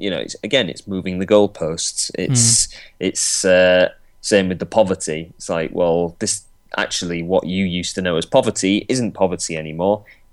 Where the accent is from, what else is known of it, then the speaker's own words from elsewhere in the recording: Yorkshire and the Humber, United Kingdom; as a Yorkshireman